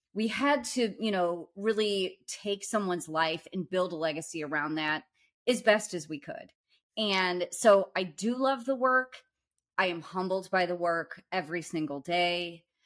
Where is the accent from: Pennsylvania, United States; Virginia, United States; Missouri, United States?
Missouri, United States; St. Louis; we grew up together in Saint Louis in kind of the South Side, Holly Hills area